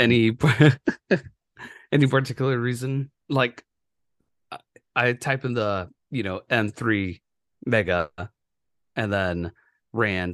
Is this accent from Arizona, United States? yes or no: yes; Yuma, Arizona, United States; moved away; my hometown